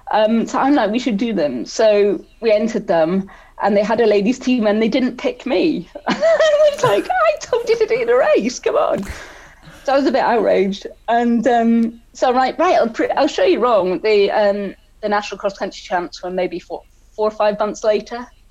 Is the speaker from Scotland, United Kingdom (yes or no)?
yes; Scotland, United Kingdom; also born or lived in South Wales; growing up in Scotland